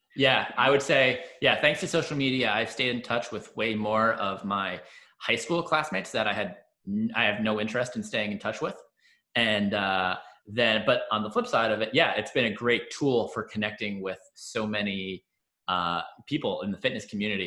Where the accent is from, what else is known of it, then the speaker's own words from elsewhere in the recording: Long Island, New York, United States; also born or lived in New Jersey; now in Washington, DC, United States; I was born in New Jersey, and uh, when I was four years old, we moved to Long Island